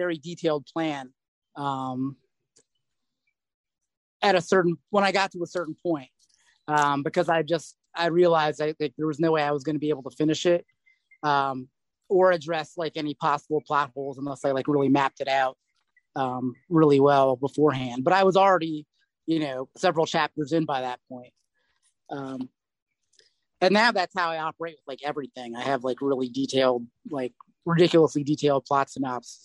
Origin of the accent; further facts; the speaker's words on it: United States; I'm very American.